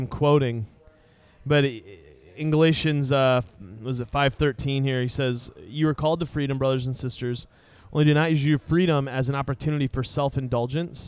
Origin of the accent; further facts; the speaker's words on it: United States; we as Americans and we as American Christians